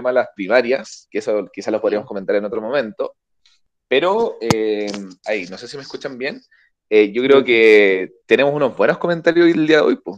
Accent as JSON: {"language": "Spanish", "country": "Chile", "said": "Les cuento que soy de Chile"}